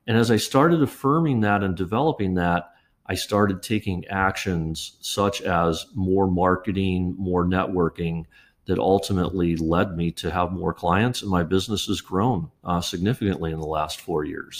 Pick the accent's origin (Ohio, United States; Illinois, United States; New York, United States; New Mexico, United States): Ohio, United States; Kettering; I grew up in Dayton, Ohio, uh, in a suburb called Kettering